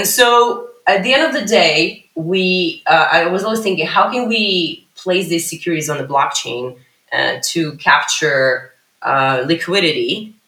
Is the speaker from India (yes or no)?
no; Ukraine; also born or lived in United States; now in Israel; I moved to Israel when I was 21 from the U.S. Although I'm originally from Ukraine, but I moved from the U.S. to Israel in 2005.